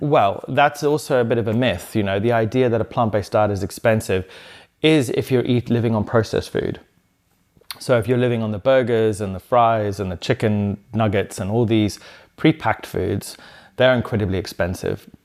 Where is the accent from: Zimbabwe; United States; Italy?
Zimbabwe; moved away; also born or lived in South London; when I grew up in Zimbabwe on the farm